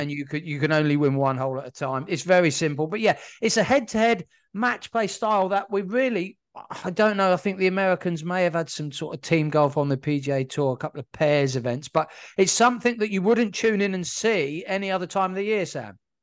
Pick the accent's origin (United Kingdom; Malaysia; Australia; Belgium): United Kingdom; being British as we are